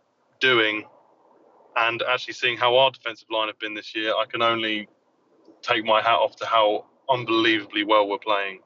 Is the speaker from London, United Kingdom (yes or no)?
yes; London, United Kingdom; Yeah, I'm from South London.